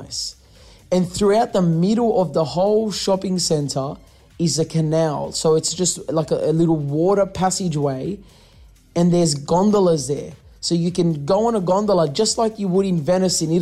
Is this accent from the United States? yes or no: no; Australia; we come from Australia. We're used to this heat. In summer, our summer gets up to like 42 degrees